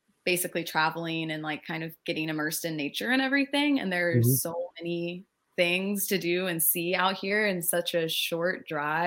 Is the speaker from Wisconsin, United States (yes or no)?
no; Virginia Beach, Virginia, United States; moved away as an adult; also born or lived in Fredericksburg, Virginia; now in Escondido, United States; I grew up in Virginia Beach